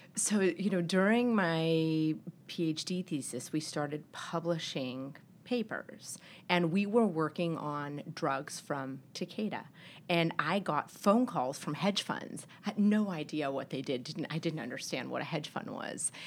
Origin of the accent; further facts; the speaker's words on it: El Paso, Texas, United States; now in Boston, United States; I grew up in El Paso, Texas